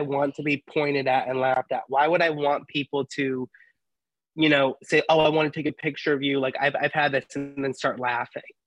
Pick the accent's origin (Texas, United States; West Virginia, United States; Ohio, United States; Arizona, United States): Ohio, United States; growing up in Ohio and going to a Catholic school